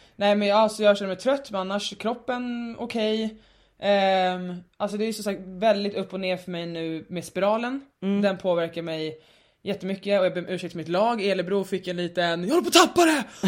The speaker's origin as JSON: {"language": "Swedish", "town": "Stockholm", "region": "Stockholm County", "country": "Sweden", "tie": "born or raised there", "said": "alltså jag är uppvuxen i innerstan men jag har ju bott mycket i förorten mm. senaste åren eh, i Stockholm"}